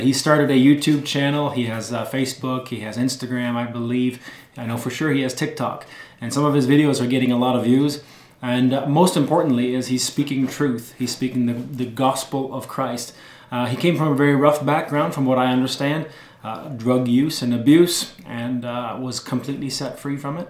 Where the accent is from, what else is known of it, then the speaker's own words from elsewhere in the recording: Ontario, Canada; I was born and raised here in Ontario, Canada